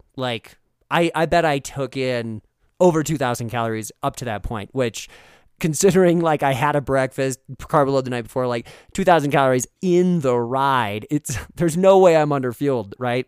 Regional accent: Fargo, North Dakota, United States; growing up in Fargo, North Dakota

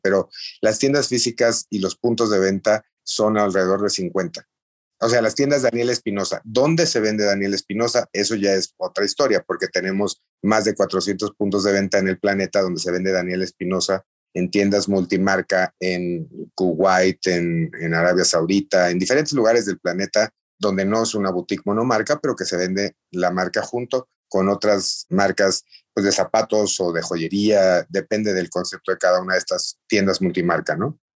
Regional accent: Mexico; como mexicanos

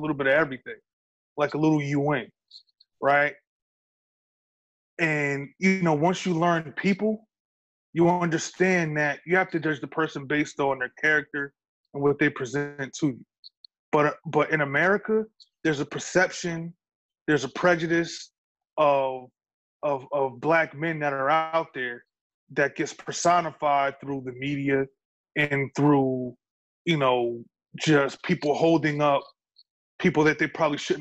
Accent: New York, United States; I'm a New Yorker

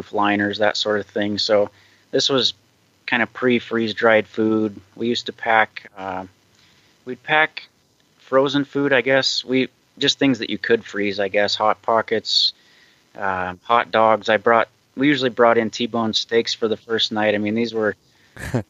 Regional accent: Montana, United States; I'm a Montana native, and I live in Bozeman

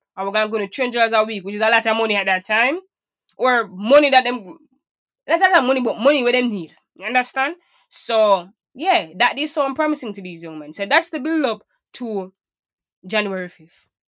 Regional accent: Portmore, Saint Catherine, Jamaica; I grew up in Portmore

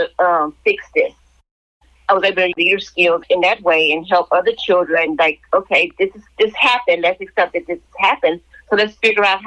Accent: Galveston, Texas, United States; also born or lived in Houston, Texas; I grew up in Texas. I grew up in Galveston Island. And then my mom and my stepfather moved to Houston.

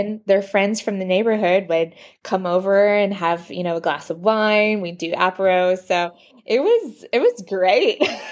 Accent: Dallas, Texas, United States; moved away as an adult; also born or lived in Fort Worth, Texas / Paris, France; now in Versailles, France; I'm originally from Dallas.

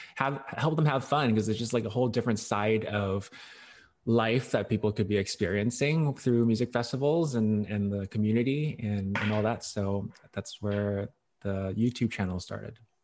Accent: Hong Kong; I was born in Hong Kong, and so my, my parents speak Chinese, or we all speak Chinese.

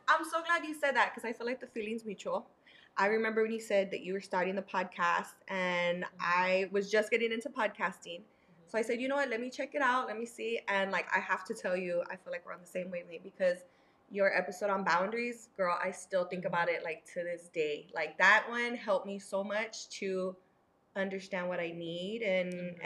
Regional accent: San Antonio, Texas, United States; San Antonio born and raised.

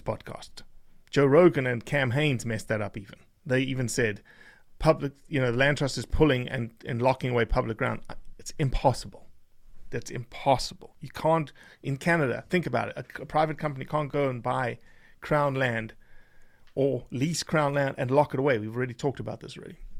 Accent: South Africa; now in United States; I'm a South African that is an American now

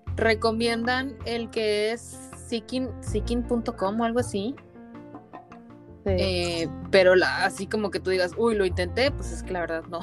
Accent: Mexico; moved away as an adult; yo crecí en México y obviamente siempre estuve rodeada de mexicanos

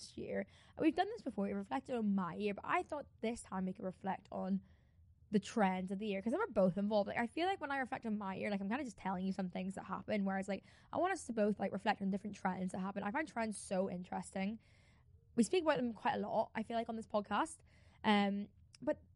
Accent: Ireland; I'm Irish

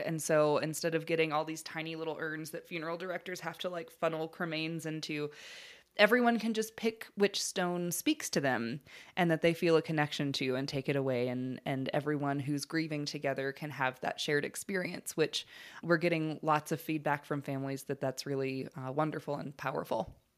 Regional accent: Alabama, United States; I grew up in Alabama

